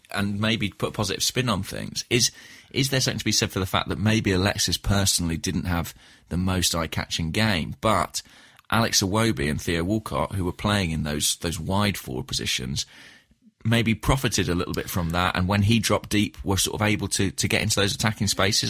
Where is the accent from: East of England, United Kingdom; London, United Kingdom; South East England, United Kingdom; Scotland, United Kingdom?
East of England, United Kingdom; Watford; my hometown, uh, of Watford